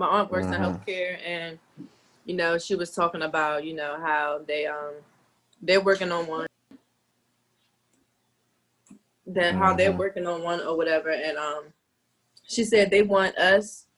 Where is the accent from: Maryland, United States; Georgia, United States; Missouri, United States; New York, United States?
Maryland, United States; Upper Marlboro; my aunt raised me and my two of my sisters. So I've lived in Upper Marlboro with my aunt